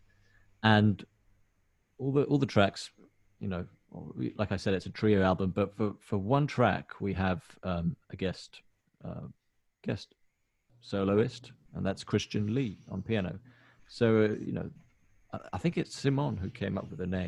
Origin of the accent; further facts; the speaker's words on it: Helsinki, Uusimaa, Finland; also born or lived in New York; I grew up here in Helsinki, which is the capital of Finland.